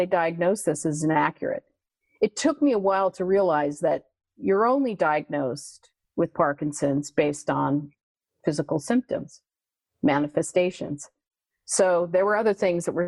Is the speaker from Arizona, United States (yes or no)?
yes; Phoenix, Arizona, United States; now in Ithaca, United States; I was born and raised in Phoenix, Arizona